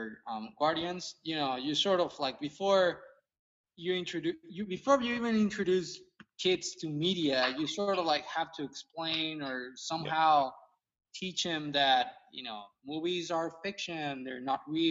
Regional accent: Mexico; now in San Antonio, United States; I grew up in Mexico

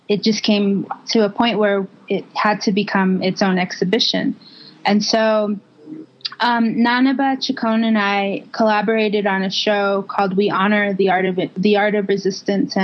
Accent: St. Michaels, Arizona, United States; from St. Michael's, Arizona

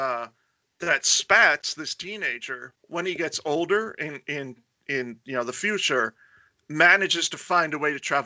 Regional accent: Florida, United States; also born or lived in New York; my formative years were in Florida

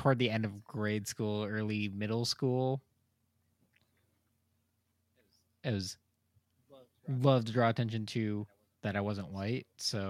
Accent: United States; I am an American

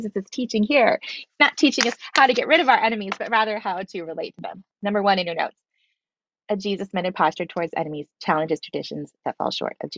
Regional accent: Philippines; I was raised in the Philippines

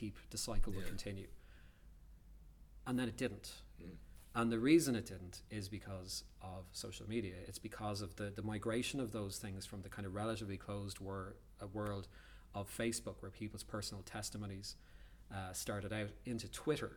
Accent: Dublin, Leinster, Ireland; when I was growing up in Dublin, you know, 25 years ago

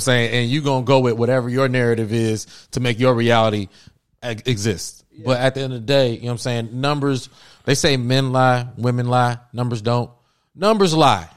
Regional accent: Cincinnati, Ohio, United States; moved away as an adult; now in Los Angeles, United States; I'm from Cincinnati, Ohio. I moved to uh, L.A. Shoot, that was ten years ago

